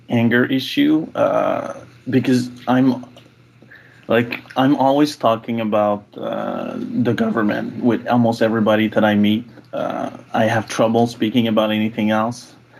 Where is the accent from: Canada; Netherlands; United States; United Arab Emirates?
Canada; Quebec; now in Ottawa, Canada; I am from Quebec, although I do live mm. in hmm. Ottawa